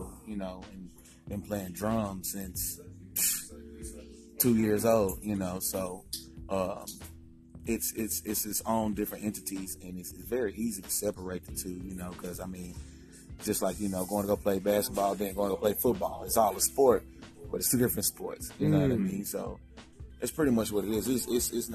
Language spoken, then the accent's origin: English; Memphis, Tennessee, United States; I'm a Memphis native.